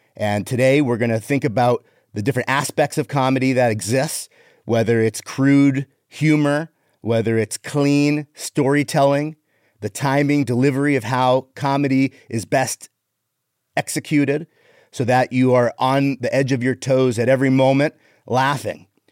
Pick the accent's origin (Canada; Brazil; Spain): Canada; moved away; I'm Canadian